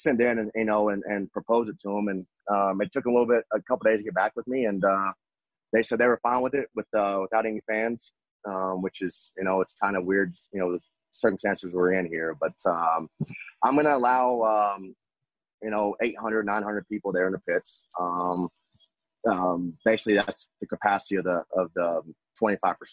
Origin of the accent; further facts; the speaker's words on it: West Texas, United States; growing up in West Texas